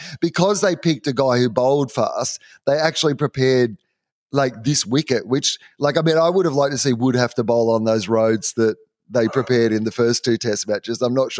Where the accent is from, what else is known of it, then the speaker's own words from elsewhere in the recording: Australia; as an Australian